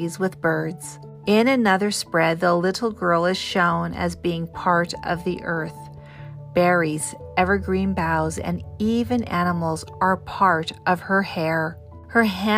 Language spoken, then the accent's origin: English; Pacific Northwest, United States; I grew up in the Pacific Northwest